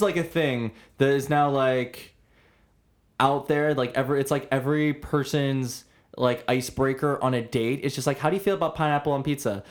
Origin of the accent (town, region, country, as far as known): Toronto, Ontario, Canada